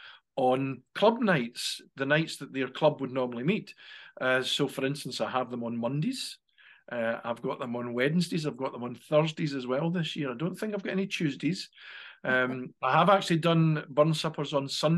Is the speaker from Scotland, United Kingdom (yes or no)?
yes; Scotland, United Kingdom; we in Scotland